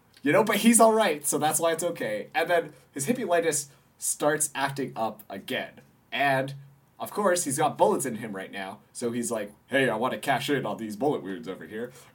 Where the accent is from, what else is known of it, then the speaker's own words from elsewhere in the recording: Canada; I am Canadian